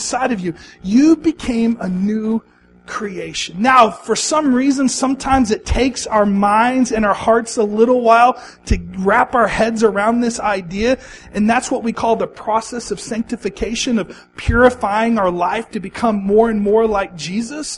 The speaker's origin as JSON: {"language": "English", "region": "Texas", "country": "United States", "tie": "born or raised there", "also_born_or_lived": "Missouri / Oklahoma / Arizona", "moved": "as an adult", "said": "I grew up in Texas. I lived in Missouri for a while. I spent the last 8 years living in Oklahoma."}